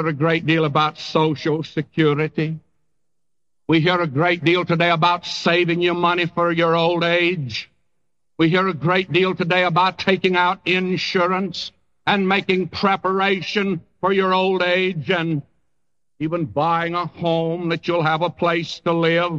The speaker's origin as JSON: {"language": "English", "region": "Texas", "country": "United States", "moved": "yes", "said": "I came from a section of the country where ants do gather grain. In Texas, the ants gather grain"}